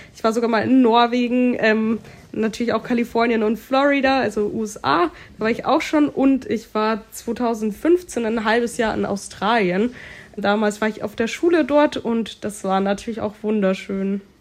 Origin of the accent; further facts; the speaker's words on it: near Munich, Bavaria, Germany; Ich bin in München, also in der Nähe von München, geboren und aufgewachsen